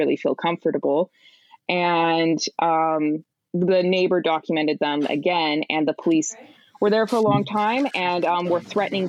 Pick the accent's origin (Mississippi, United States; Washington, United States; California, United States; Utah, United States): Utah, United States; Price; now in New York, United States; I had the misfortune of growing up in Price, Utah